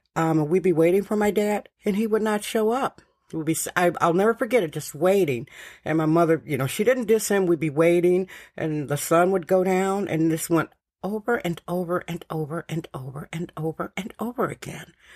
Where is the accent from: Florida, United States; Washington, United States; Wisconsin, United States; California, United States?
Wisconsin, United States; Milwaukee; moved away; also born or lived in San Francisco; I am originally from Milwaukee, Wisconsin.